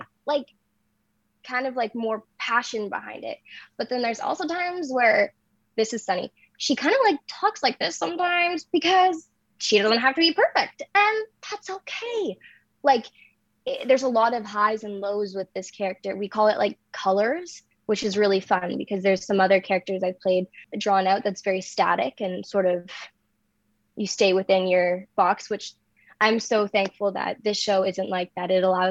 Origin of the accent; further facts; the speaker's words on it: Lindsay, Ontario, Canada; from Lindsay, Ontario